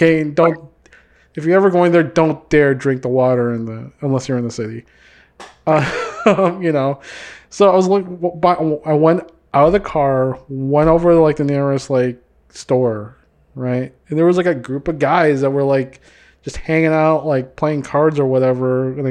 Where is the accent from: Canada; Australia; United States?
United States; every time I open up my mouth, they know I'm from the United States because of the accent's not there. or I have like broken freaking Bisaya or whatever.